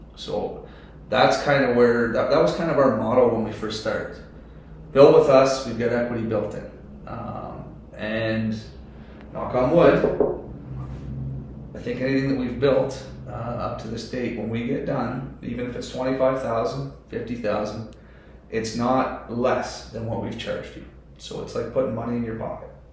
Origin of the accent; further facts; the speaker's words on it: Ontario, Canada; moved away; I'm from Ontario